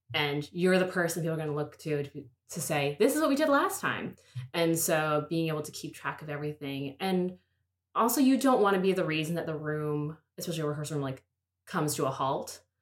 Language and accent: English; Pittsburgh, Pennsylvania, United States; I'm from Pittsburgh